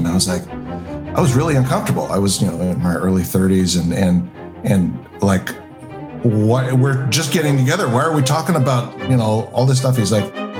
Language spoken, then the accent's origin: English; Southern California, United States; I grew up in Southern California